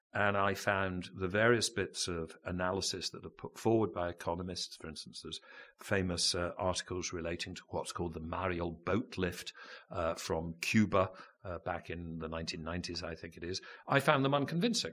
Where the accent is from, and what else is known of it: United Kingdom